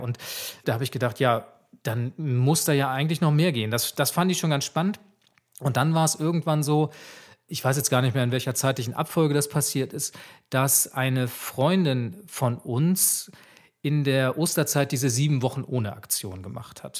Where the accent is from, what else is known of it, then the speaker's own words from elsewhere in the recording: Swabia, Germany; dass ich gebürtiger Schwabe bin